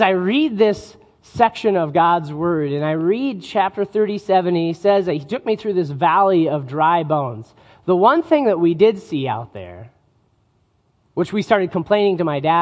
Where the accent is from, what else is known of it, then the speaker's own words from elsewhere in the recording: northern Utah, United States; as I was growing up in Utah, we would often take trips